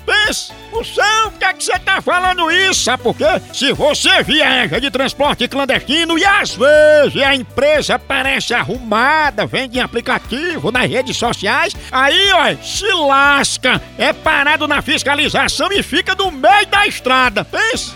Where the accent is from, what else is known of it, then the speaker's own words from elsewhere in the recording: Piripiri, Piauí, Brazil; Piripiri, essa é minha terra abençoada no meu Piauí!